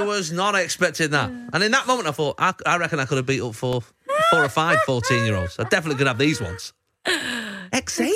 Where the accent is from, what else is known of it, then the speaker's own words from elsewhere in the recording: Manchester, North West England, United Kingdom; I grew up in Wally Range, Moss Side, uh, sort of area.